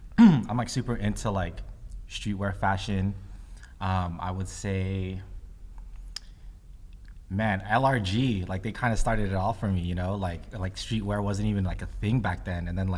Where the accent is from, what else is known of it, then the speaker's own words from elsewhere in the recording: Philippines; I'm Filipino. And like one of the biggest things about being Filipino is community